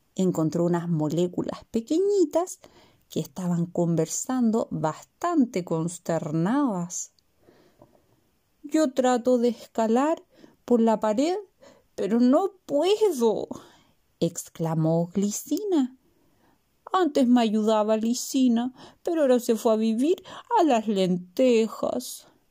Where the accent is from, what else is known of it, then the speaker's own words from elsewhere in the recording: Chile; de Chile